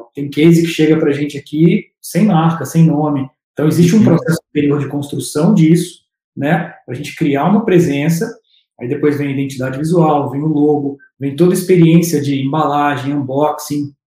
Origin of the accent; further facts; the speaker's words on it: Juiz de Fora, Minas Gerais, Brazil; moved away as an adult; now in São Paulo, Brazil; Sou de Minas